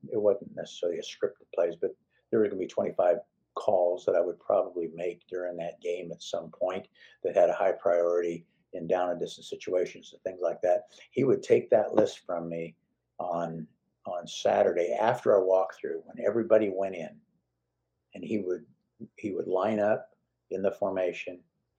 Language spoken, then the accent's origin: English; Oakland, California, United States; I was raised in Oakland.